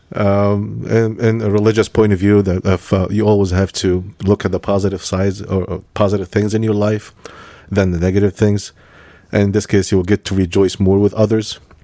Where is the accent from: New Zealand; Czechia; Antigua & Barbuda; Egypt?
Egypt; moved away; when I was born in Egypt